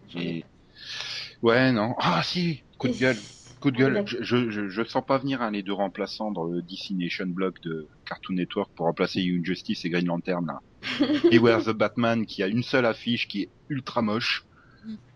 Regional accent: Lorraine, Grand Est, France; accent: Lorrain; mon accent lorrain

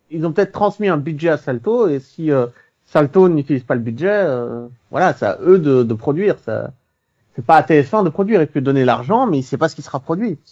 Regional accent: Belgium; je suis belge

